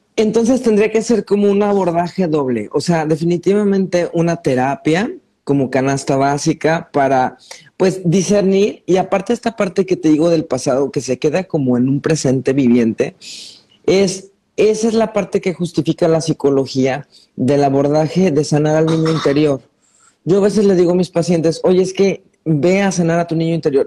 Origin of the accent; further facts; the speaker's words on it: Mexico; como mexicano